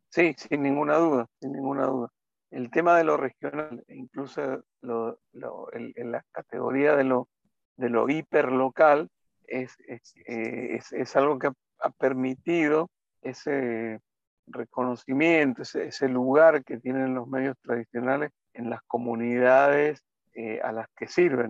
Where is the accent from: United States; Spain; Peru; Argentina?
Argentina; Mendoza; moved away as an adult; also born or lived in Buenos Aires; Yo soy mendocino